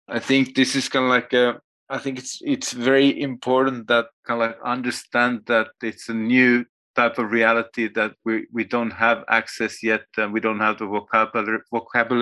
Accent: Finland; moved away as an adult; now in Berlin, Germany; I am from Finland and still active there, even if I live with a family in Berlin

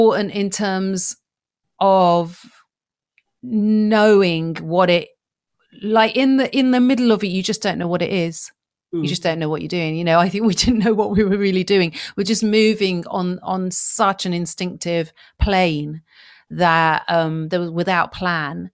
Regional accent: Yemen; I come from Yemen and I was brought up around the cultural practices of my family home, of my origins.

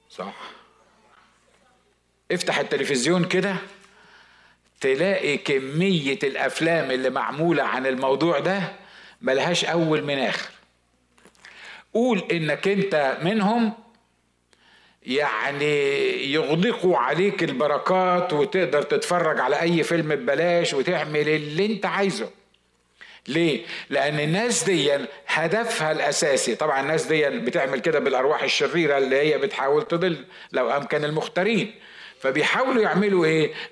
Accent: Upper Egypt, Egypt; عندنا في الصعيد زمان كانوا بيقولوا عندنا مثل اسمه البيض الخربان يتكحرت على بعضه

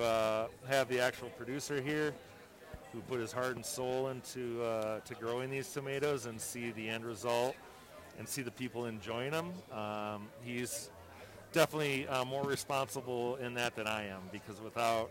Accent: Wisconsin, United States; I'm from Wisconsin

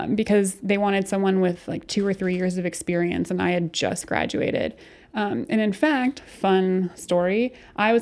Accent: Wadsworth, Ohio, United States; now in Toledo, United States; I grew up in Wadsworth. It's about 45 minutes south of Cleveland

